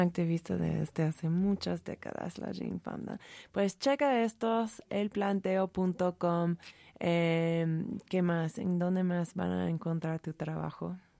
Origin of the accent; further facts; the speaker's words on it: California, United States; Yo soy, siendo californiana